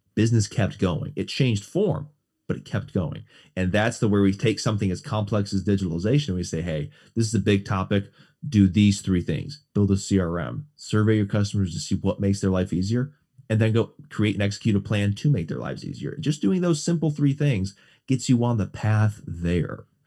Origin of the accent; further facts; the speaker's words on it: West Bend, Wisconsin, United States; moved away; also born or lived in Mequon; Born and raised in Southeast Wisconsin, West Bend, and Mequon